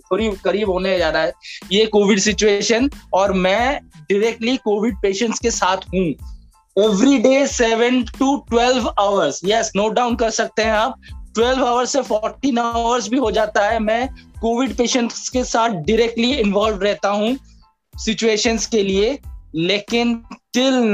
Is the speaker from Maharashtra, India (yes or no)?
no; Durgapur, West Bengal, India; मैं दुर्गापुर से बिलोंग करता हूँ